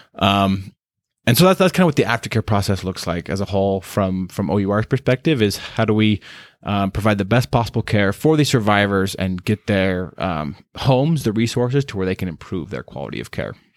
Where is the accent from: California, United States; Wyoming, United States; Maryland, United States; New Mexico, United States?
Wyoming, United States; Star Valley; moved away as an adult; also born or lived in Dominican Republic; now in Utah, United States; I grew up in Wyoming, um, very small town person, grew up just very sheltered life, very, uh, good life in just the, in Star Valley, Wyoming, that's where I'm from